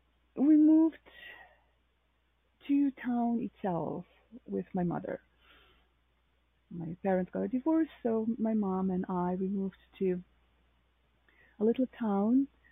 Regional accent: Novo Mesto, Slovenia; moved away as an adult; my hometown, Novo Mesto in Slovenia.

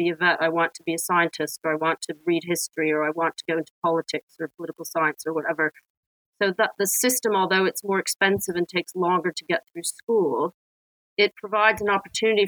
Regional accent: Washington, District of Columbia, United States; moved away as an adult; also born or lived in Boston / Israel / Canada; now in United Kingdom; growing up in Washington, D.C. in the city

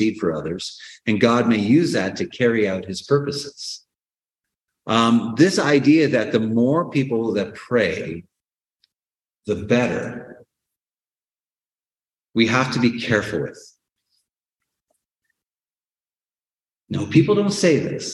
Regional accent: Canada; born or raised there

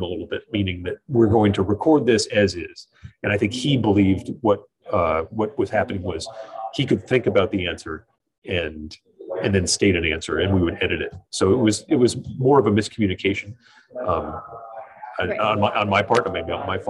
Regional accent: Oregon, United States; moved away as an adult; also born or lived in Syracuse, New York / Fresno, California; now in New Hampshire, United States; I went back to work where I grew up in Oregon

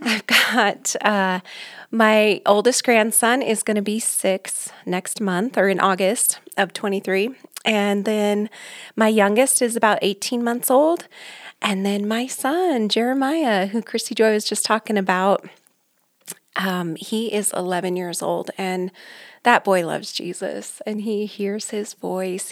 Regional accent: Aurora, Colorado, United States; born and raised here in Colorado. I grew up in Aurora, North Aurora

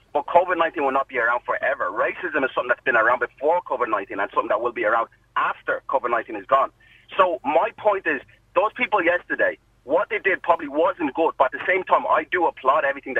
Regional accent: Ireland; I'm of an African background myself, and my mum has lived in this country for about 35 years plus. So my mum is Irish. She's Irish herself. I'm Irish.

